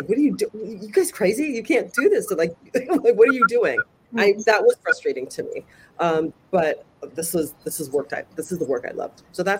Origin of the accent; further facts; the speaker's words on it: Chicago, Illinois, United States; that's where I grew up in Chicago